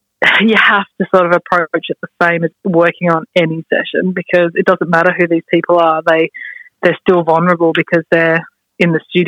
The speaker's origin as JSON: {"language": "English", "country": "Australia", "moved": "as an adult", "lives_now": "London, United Kingdom", "said": "Like I moved to London from Australia when I was 19. I'd just finished uni studying sound, and I went there with a bunch of friends"}